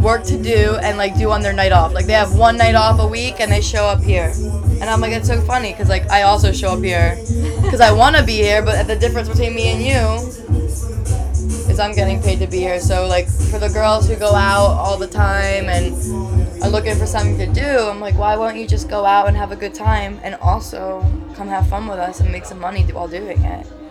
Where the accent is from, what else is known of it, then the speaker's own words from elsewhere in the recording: New Jersey, United States; I'm from Jersey.